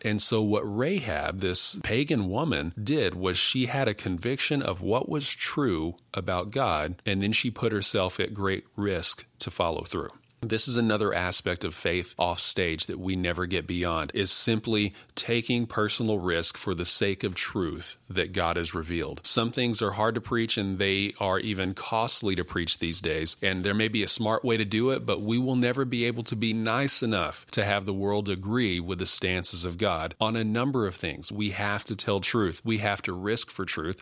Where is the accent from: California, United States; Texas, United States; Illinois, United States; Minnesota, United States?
Texas, United States; West; also born or lived in Odessa, Texas / Pecos, Texas / Fort Stockton, Texas; now in Maypearl, Texas, United States; I'm a West Texas kid. I grew up in Odessa, Pecos, Fort Stockton